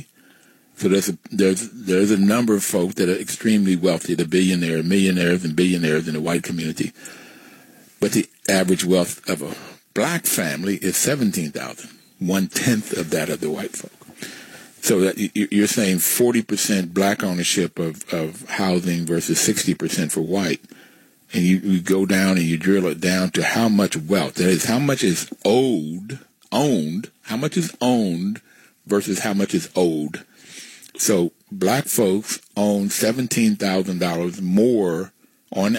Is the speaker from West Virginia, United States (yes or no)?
yes; West Virginia, United States; I grew up in West Virginia, and the neighborhood I grew up in were black and white